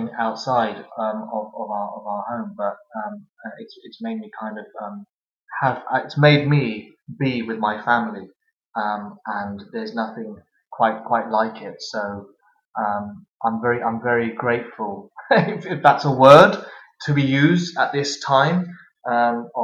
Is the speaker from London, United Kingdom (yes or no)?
yes; Southall, London, United Kingdom; moved away as an adult; also born or lived in Delhi, India; now in East London, United Kingdom; I grew up in a small town in West London called Southall